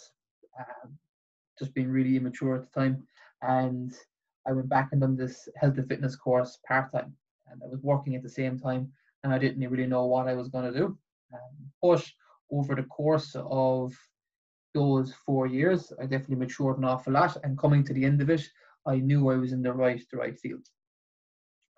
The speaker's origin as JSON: {"language": "English", "area": "Bullion, Limerick", "region": "Munster", "country": "Ireland", "also_born_or_lived": "Tipperary", "moved": "as an adult", "lives_now": "Waterford, Ireland", "said": "as you can probably gauge from my accent, I'm not from Waterford. I'm from Limerick. I'm from a place called Bullion in Limerick, just outside Kilmallock."}